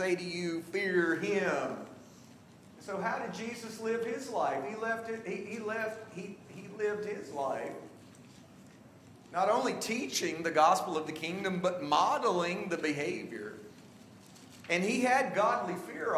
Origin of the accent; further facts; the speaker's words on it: the South, United States; now in Washington, D.C. area, United States; I'm from the South